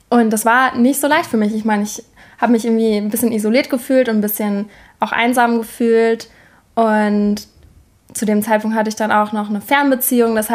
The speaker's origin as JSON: {"language": "German", "town": "Münster", "region": "North Rhine-Westphalia", "country": "Germany", "tie": "born or raised there", "also_born_or_lived": "Sweden", "moved": "as an adult", "said": "ich bin in Münster aufgewachsen."}